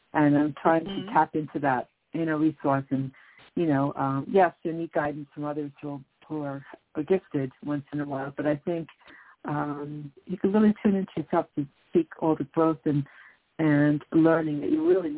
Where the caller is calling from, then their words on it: New York, United States; calling from New York.